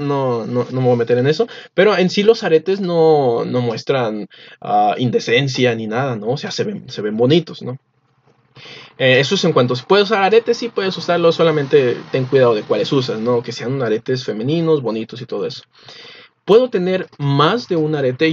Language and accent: Spanish; Mexico; Nosotros no somos israelitas, somos mexicanos